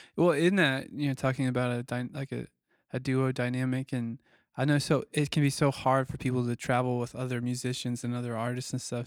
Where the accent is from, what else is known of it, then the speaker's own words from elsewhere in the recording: Missouri, United States; that's like a Missouri trait. Like where we're from, like the whole state's looking for a deal